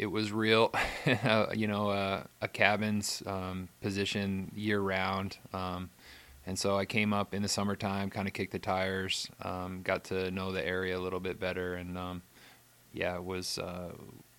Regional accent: an hour north of New York City, United States; moved away as an adult; now in Alaska, United States; I grew up about an hour north of New York City

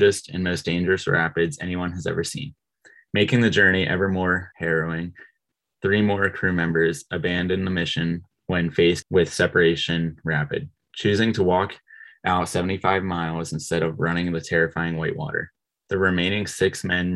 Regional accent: Pennsylvania, United States; moved away as an adult; now in Steamboat Springs, United States; my home state of Pennsylvania

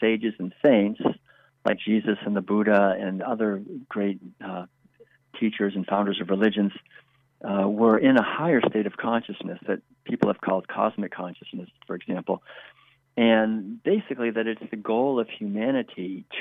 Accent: Concord, Massachusetts, United States; I was born and raised in Concord, Massachusetts back in the 1950s.

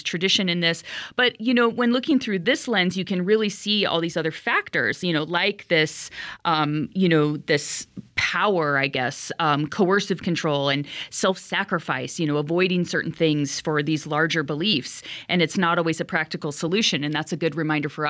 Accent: California, United States; growing up in California

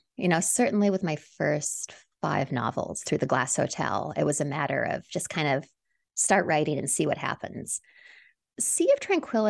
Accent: Canada; moved away as an adult; now in New York City, United States; You know, I'm from Canada originally, but I've lived in New York City since my early 20s.

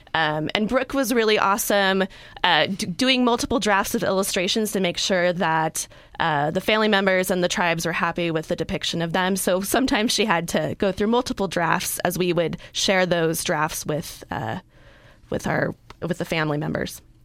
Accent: California, United States; I'm a native Californian

